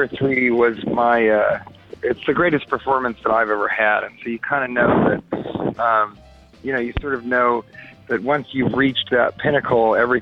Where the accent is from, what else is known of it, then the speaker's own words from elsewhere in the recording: Denver, Colorado, United States; now in California, United States; I'm from Denver and I live in California